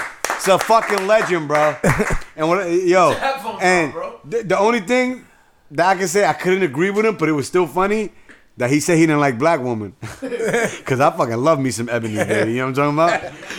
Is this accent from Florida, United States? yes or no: no; Bronx, New York, United States; I grew up with West Indians, Trinidadians, Jamaicans. I'm from the North Bronx, so you know what I'm saying? I grew up in all flavors.